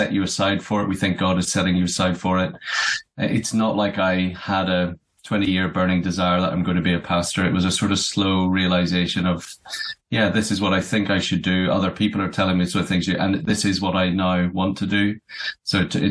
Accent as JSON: {"language": "English", "town": "Belfast", "region": "Northern Ireland", "country": "United Kingdom", "moved": "yes", "lives_now": "Aberdeen, United Kingdom", "said": "And I'm from Belfast originally, Northern Ireland."}